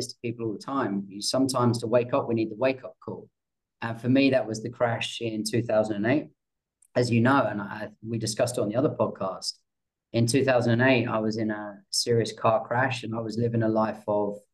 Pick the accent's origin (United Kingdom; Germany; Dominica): United Kingdom; England; I'm English